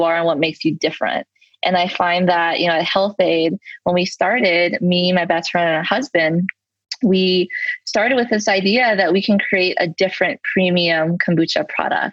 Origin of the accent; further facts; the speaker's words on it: Los Angeles, California, United States; I am a native Angeleno. So I am born and raised in Los Angeles, and I'm uniquely still living here.